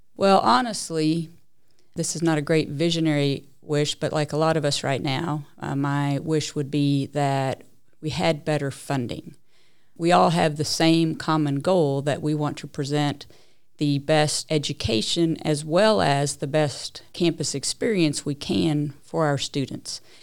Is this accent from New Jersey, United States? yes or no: no; Lexington, Kentucky, United States; also born or lived in Tucson, Arizona / Papua New Guinea; now in Richmond, United States; I really grew up most of my life in Lexington, Kentucky